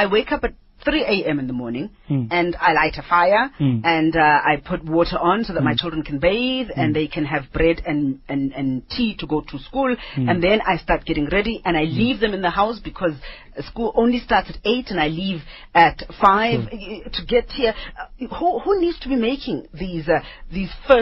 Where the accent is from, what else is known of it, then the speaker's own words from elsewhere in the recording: Katlehong, Gauteng, South Africa; from Katlehong, that side